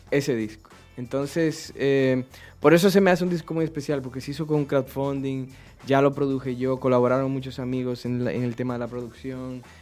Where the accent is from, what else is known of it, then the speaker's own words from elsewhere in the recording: Dominican Republic; obviamente yo soy dominicano